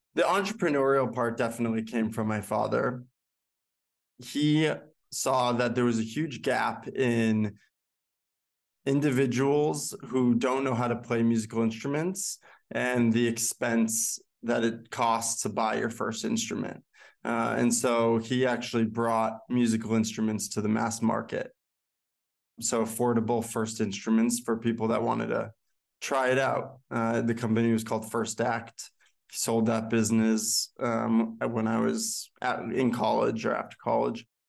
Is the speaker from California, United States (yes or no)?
no; Boston, Massachusetts, United States; moved away as an adult; now in New York, United States; Originally from Bro-, Boston, Chestnut Hill, to be exact